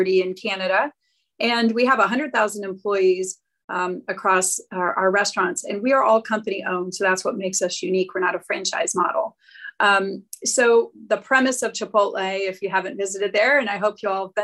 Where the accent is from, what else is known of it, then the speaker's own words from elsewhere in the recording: Cleveland, Ohio, United States; I'm actually from Ohio originally. I was born and raised in Cleveland, Ohio